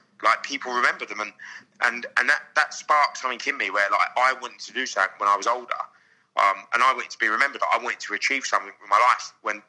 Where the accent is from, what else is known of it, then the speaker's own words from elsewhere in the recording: London, United Kingdom; My mum and my sister brought me up, and we grew up in South London, Crystal Palace